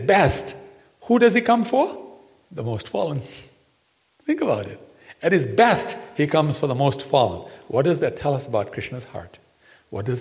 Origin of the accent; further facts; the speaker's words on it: Fiji; also born or lived in Gujarat, India (ancestry); I come from Fiji. But my parents come from India. In Gujarat